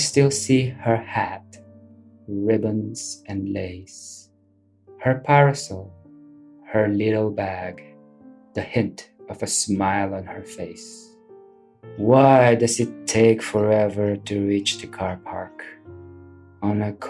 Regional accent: Philippines; moved away as an adult; also born or lived in Adelaide, Australia; now in Sydney, Australia; I grew up in the Philippines with my father and my grandparents from his side. In my early 20s, I emigrated to Australia

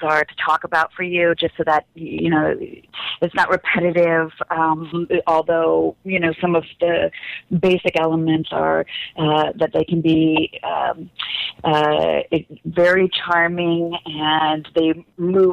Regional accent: Los Angeles, California, United States; also born or lived in Chicago; I was raised in Los Angeles my whole life

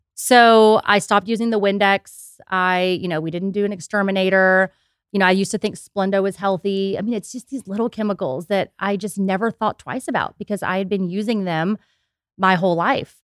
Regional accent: Houston, Texas, United States; now in Austin, United States; I was born and raised in Houston

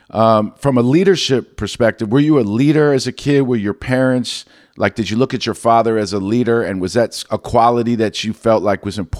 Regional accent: New York City, New York, United States; I grew up in New York City

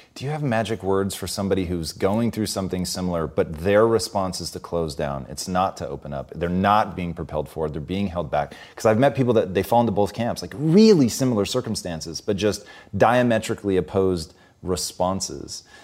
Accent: Tacoma, Washington, United States; Growing up in Tacoma

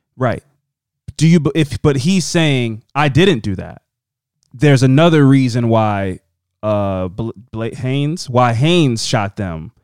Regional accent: Baltimore, Maryland, United States; we're from Baltimore.

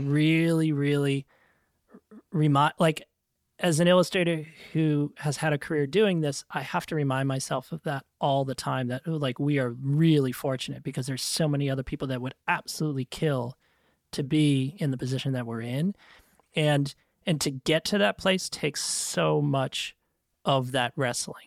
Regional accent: New England, United States; I grew up in New England and, you know, big Irish Italian family on the East Coast

